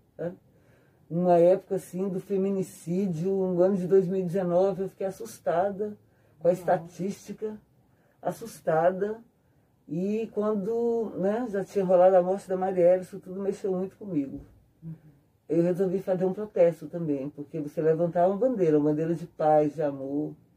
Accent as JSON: {"language": "Portuguese", "town": "Brasília", "region": "Federal District", "country": "Brazil", "tie": "born or raised there", "said": "Nasci em Brasília"}